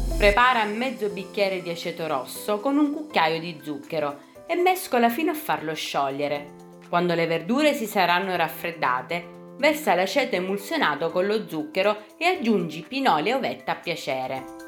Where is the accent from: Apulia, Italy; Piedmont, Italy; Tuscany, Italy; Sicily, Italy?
Sicily, Italy; sono siciliana